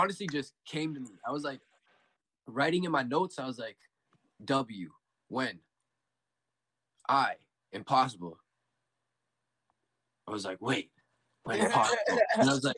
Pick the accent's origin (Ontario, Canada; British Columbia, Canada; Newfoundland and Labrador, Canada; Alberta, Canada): Ontario, Canada; Windsor; I was born in Windsor, Ontario